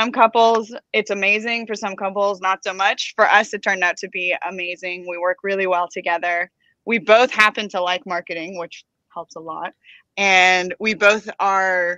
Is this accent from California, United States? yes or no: yes; Los Angeles, California, United States; I'm from Los Angeles, but I'm half Persian, half Filipino. So that's my background, but born and raised in the United States